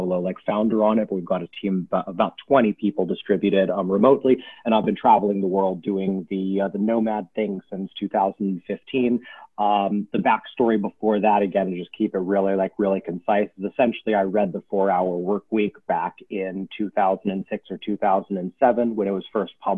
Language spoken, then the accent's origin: English; Silicon Valley, California, United States; I grew up in California in Silicon Valley